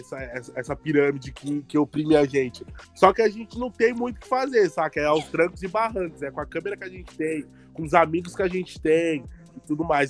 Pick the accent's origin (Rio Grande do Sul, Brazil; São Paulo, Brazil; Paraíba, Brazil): São Paulo, Brazil; comecei a voltar para mais para minha quebrada, por exemplo, Capo Redondo, que é da onde eu vim